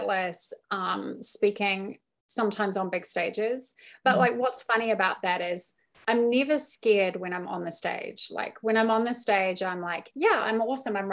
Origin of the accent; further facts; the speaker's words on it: New Zealand; I'm also from New Zealand where I drink far too much